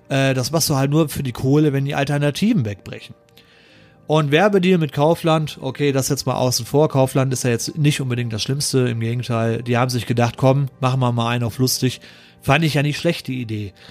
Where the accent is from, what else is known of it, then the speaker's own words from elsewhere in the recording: North Rhine-Westphalia, Germany; ich wohne im Ruhrgebiet, so, und ich komme aus der Nähe ursprünglich, wo auch der Wendler gewohnt hat.